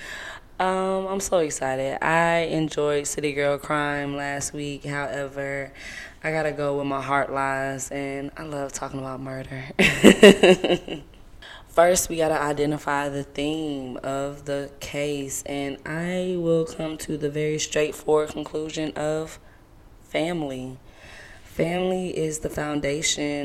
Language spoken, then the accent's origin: English; Savannah, Georgia, United States; also born or lived in Seattle, Washington / Atlanta, Georgia / Louisiana (ancestry); I moved to Savannah before the age of 4 and then moved to the South Side of Atlanta around the age of 13. So, I'm full-bred Georgia girl